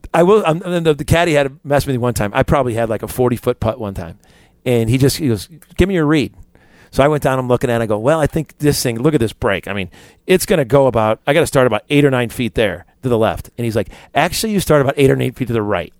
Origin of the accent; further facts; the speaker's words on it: Chicago, Illinois, United States; moved away; also born or lived in Little Rock, Arkansas; I'm from Chicago because I'm from Chicago.